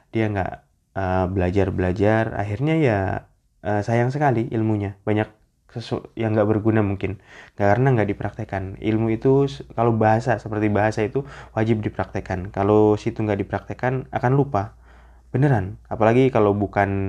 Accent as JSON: {"language": "Indonesian", "region": "Jakarta", "country": "Indonesia", "said": "Jakarta ramai banget Jakarta kotaku sensei orang Jakarta ya saya orang Jakarta"}